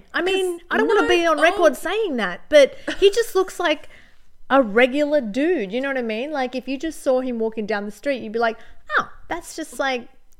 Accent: Arizona, United States; Guess what? I'm from Arizona, bitch.

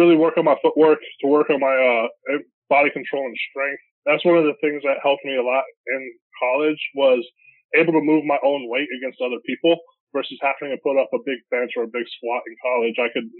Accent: Colorado, United States; Growing up in Colorado, playing basketball was fun.

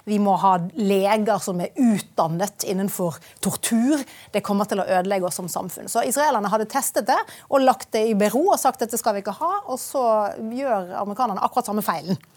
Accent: Bergen, Vestland, Norway; Det er mange år siden jeg har bodd i Bergen nå, da.

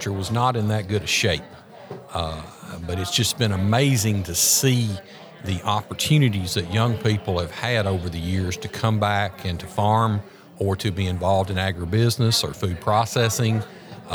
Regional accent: Wilson County, Tennessee, United States; I'm originally from Wilson County, right outside of Nashville

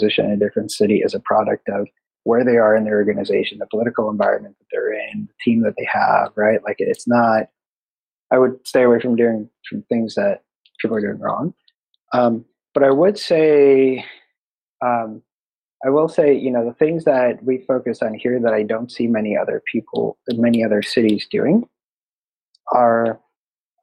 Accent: Chicago, Illinois, United States; now in San Diego, United States; I'm from Chicago

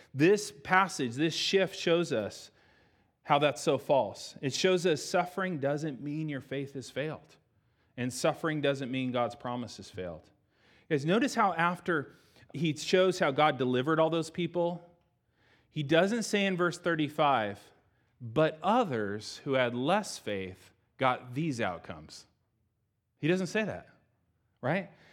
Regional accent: United States; we're Americans.

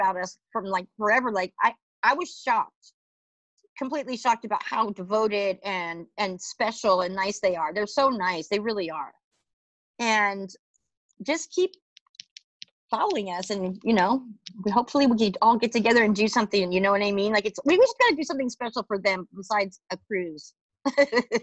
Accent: Kansas, United States; moved away; I'm from Kansas

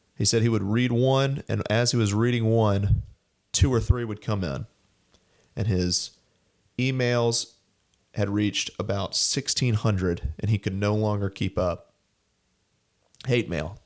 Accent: Montgomery, Alabama, United States; moved away; also born or lived in Washington, D.C.; my hometown synagogue in Montgomery, Alabama

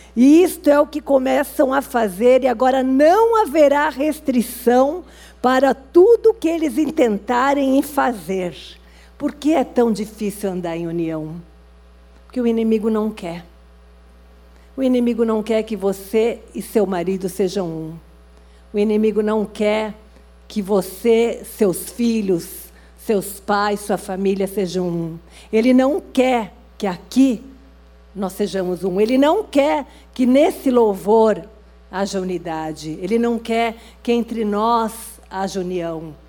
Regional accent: Gaúcha, Rio Grande do Sul, Brazil; eu sou gaúcha

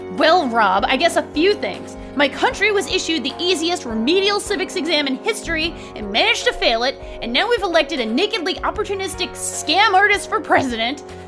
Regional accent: Rhode Island, United States; moved away; also born or lived in San Francisco; my home state

